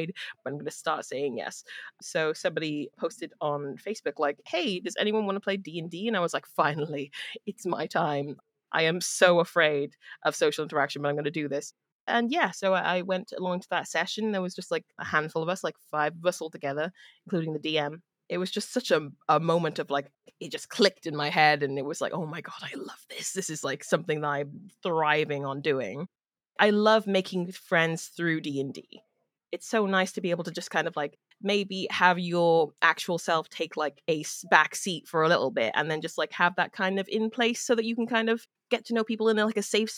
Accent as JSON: {"language": "English", "town": "Cardiff", "region": "Wales", "country": "United Kingdom", "said": "I'm originally from Cardiff in Wales, which is in the UK"}